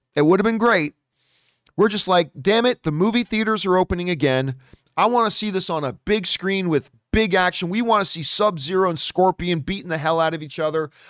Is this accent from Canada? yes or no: yes; Canada; as a Canadian